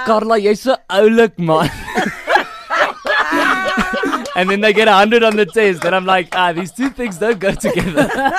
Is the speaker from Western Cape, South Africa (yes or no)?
no; Kempton Park, Gauteng, South Africa; also born or lived in Polokwane; now in Cape Town, South Africa; I was born in Polokwane actually, but only until I was 2, moved to Kempton Park, raised there.